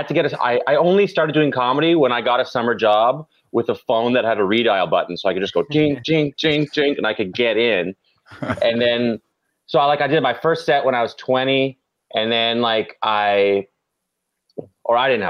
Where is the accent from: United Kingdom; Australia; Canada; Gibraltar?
Canada; Ottawa, Ontario; moved away as an adult; now in United States; I'm from Ottawa, Canada, which is like it's like near Syracuse, New York, like upstate New York. And it's the capital.